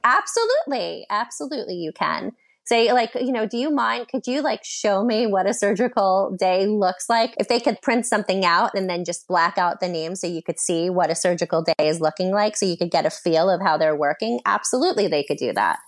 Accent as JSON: {"language": "English", "region": "New York", "country": "United States", "said": "I am from New York. My training is from New York"}